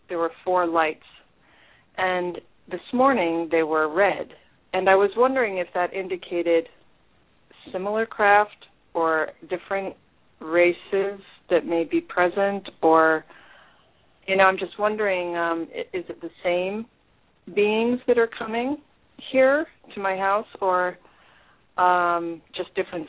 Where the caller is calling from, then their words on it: Rockport, Massachusetts, United States; I'm calling from Rockport, Massachusetts.